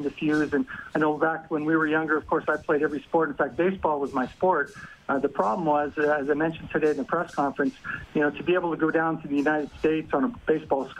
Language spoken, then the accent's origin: English; Canada; I'm not American. I'm Canadian, and I'm proudly Canadian